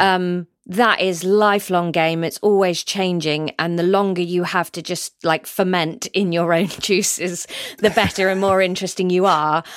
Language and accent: English; Somerset, South West England, United Kingdom; moved away as an adult; also born or lived in Canterbury, Kent / London; I grew up in Somerset with all my family